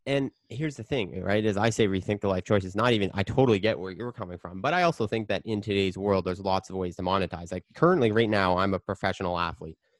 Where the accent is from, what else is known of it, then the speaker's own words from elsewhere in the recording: Canada; I'm Canadian